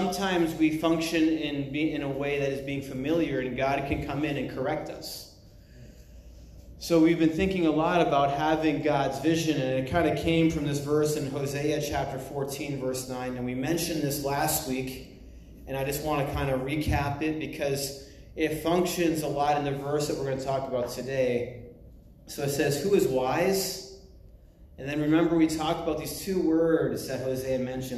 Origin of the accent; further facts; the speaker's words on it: United States; moved away; also born or lived in China; being American